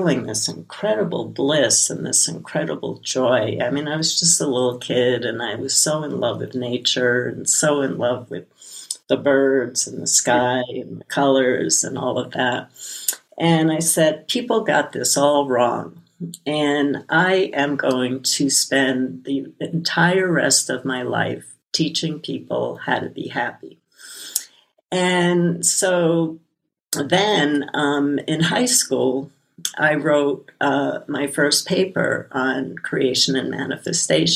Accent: New York City, New York, United States; When I was a little kid growing up in Brooklyn

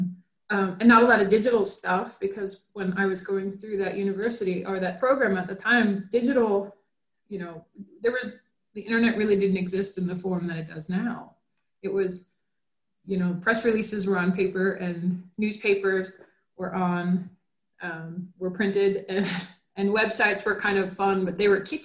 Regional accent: New York, United States; moved away as an adult; now in Florida, United States; New York, which was my home state

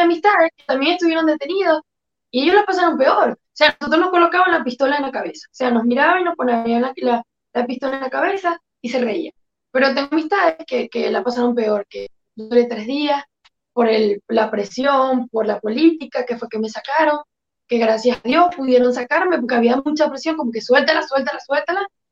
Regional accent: Quíbor, Lara, Venezuela; moved away as an adult; also born or lived in Caracas, Venezuela; now in New York, United States; Yo soy exactamente de Quibor, cerca de Barquisimeto, Estado Lara, Venezuela

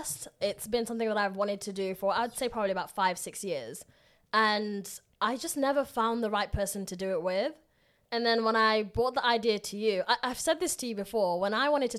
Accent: Derby, East Midlands, United Kingdom; moved away as an adult; also born or lived in Leicester; now in London, United Kingdom; I was born in London, lived here for about a year. My family moved to Leicester, and then we lived there for about 5-6 years. Then I eventually moved to Derby when I was about 7.

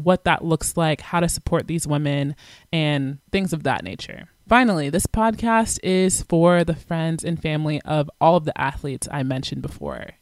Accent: Atlanta, Georgia, United States; moved away as an adult; also born or lived in Virginia / Kansas; I'm originally from Atlanta, Georgia.

